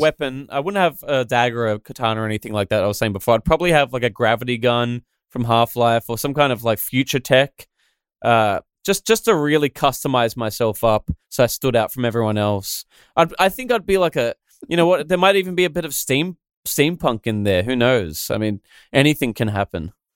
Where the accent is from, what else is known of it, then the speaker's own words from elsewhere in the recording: Australia; I'm the Australian animated guy